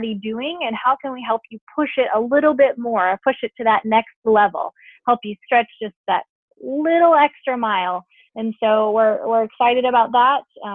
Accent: Omaha, Nebraska, United States; I grew up in Omaha

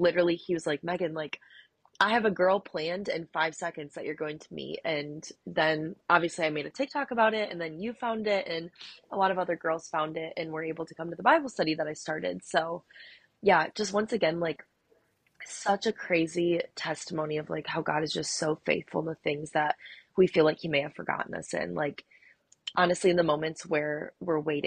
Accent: Holland, Michigan, United States; also born or lived in Colorado / Arizona; I am from Holland, Michigan

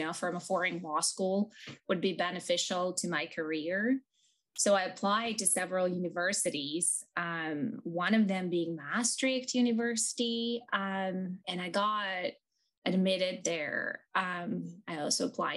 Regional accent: Zaporizhzhia, Zaporizhzhia Oblast, Ukraine; English is a second language; moved away as an adult; also born or lived in Kyiv, Ukraine / Chicago, United States; now in Houston, United States; I was born and raised in Ukraine

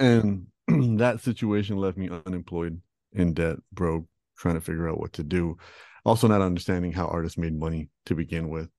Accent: Toronto, Ontario, Canada; I was born and raised in Toronto

